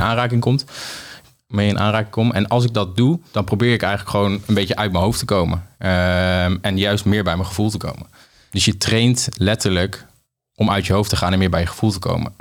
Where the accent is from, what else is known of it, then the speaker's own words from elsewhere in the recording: Apeldoorn, Gelderland, Netherlands; moved away as an adult; also born or lived in Lisbon / Nijmegen; Maar ik kom oorspronkelijk uit Apeldoorn, ben daar geboren